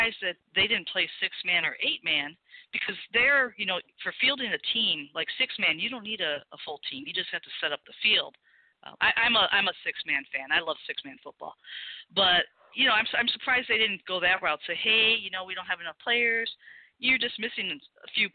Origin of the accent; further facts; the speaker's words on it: Chicago, Illinois, United States; I'm from Chicago. So I kind of – you know, I have that little ka sound